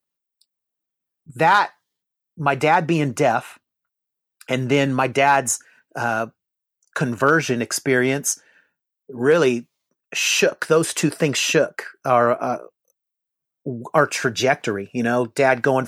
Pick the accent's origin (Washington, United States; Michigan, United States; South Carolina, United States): Washington, United States; Seattle; moved away as an adult; also born or lived in Bakersfield, California / San Diego, California; now in Oklahoma, United States; I was raised in Seattle